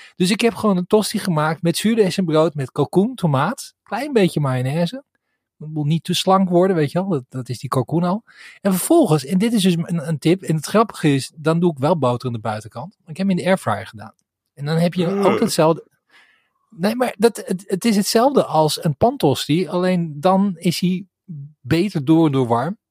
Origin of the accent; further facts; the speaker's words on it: Sliedrecht, South Holland, Netherlands; now in Kampen, Netherlands; Ik kom uit uh-huh. Sliedrecht